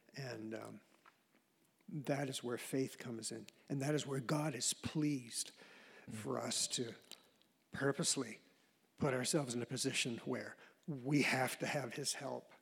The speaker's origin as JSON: {"language": "English", "region": "Maine", "country": "United States", "said": "I'm from Maine, you know, from a very humble situation"}